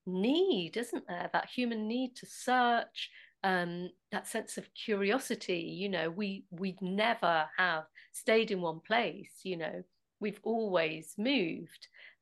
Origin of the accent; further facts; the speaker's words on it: Nottingham, East Midlands, United Kingdom; And so we're both from Nottingham, so we both kind of probably borrowed